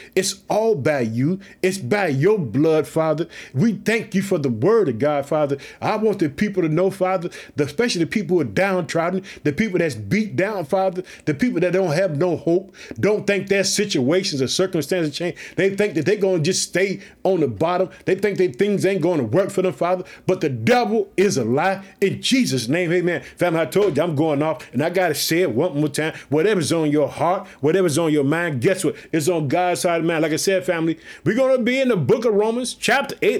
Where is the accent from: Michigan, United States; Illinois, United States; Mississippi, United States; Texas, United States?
Illinois, United States; also born or lived in Chicago; My home state, Illinois, living in the city of Chicago